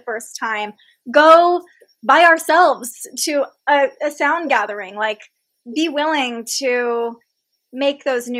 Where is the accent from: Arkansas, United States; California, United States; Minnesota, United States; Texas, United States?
California, United States; Fair Oaks; I grew up in Sacramento and I grew up in the suburbs. I grew up in Fair Oaks